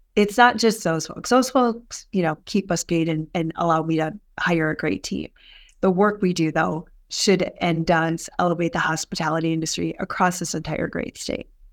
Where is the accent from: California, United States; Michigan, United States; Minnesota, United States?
Minnesota, United States; Albert Lea; now in Minneapolis, United States; I grew up in Albert Lee.